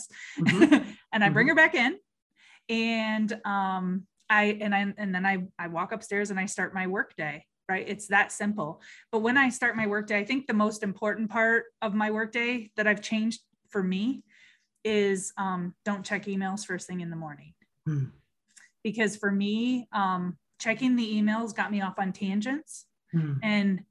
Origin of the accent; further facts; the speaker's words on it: Michigan, United States; moved away; I'm originally from Michigan